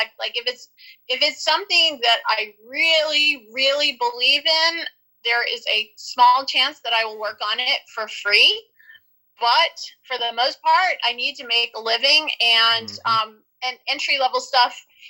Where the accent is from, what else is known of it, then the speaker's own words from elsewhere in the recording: New Orleans, Louisiana, United States; moved away as an adult; now in Los Angeles, United States; I'm originally from New Orleans, Louisiana, and I moved out to Los Angeles years ago to pursue a career in show business.